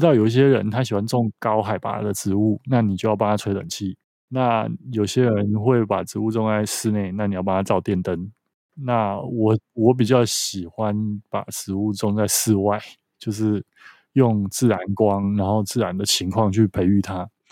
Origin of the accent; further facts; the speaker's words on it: Taiwan; 小时候我其实从来没有离开过台湾